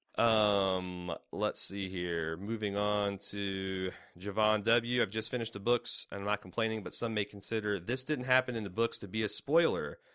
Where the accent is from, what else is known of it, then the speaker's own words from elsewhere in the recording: United States; as an American